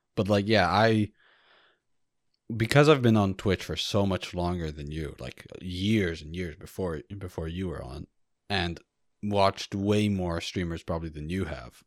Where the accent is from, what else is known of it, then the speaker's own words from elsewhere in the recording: United States; as an American